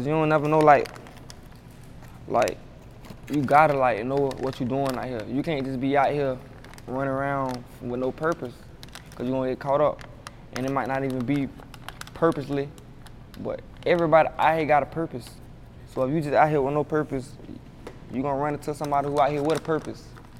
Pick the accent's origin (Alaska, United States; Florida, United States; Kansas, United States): Florida, United States; Jacksonville; I was born in Jacksonville. I stayed with my mom in some apartments before we moved to Hilltop. So, but I was like 8 years old when I moved there, and I stayed there for 10 years.